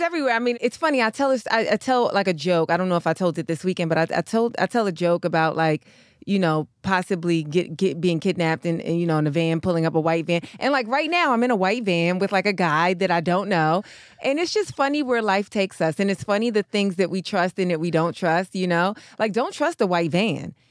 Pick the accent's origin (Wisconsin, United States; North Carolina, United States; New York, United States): New York, United States; now in Los Angeles, United States; I'm from New York